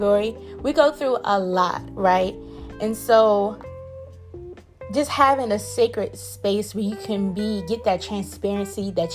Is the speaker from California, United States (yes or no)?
no; Prince George's County, Maryland, United States; I'm from Pretty Girl County, Prince George's County